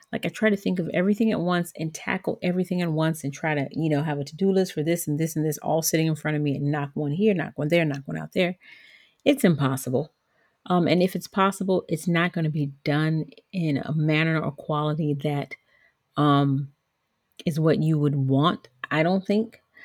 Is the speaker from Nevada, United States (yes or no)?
no; Georgia, United States; also born or lived in Liberia; I grew up in Georgia, which is the southern part of the United States.